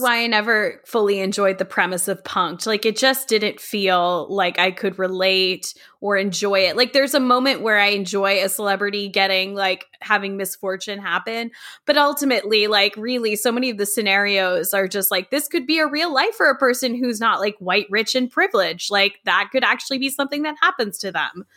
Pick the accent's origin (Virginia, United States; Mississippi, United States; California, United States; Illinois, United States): Virginia, United States; Fairfax; the house I grew up in, in Fairfax, Virginia